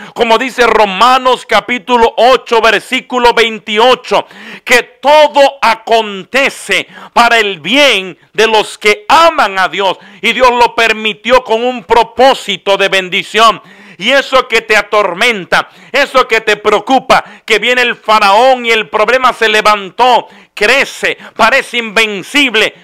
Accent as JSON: {"language": "Spanish", "country": "Dominican Republic", "said": "En mi país, República Dominicana"}